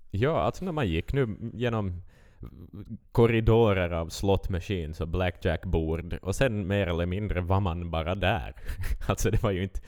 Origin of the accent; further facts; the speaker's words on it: Vaasa, Ostrobothnia, Finland; vi är från Finland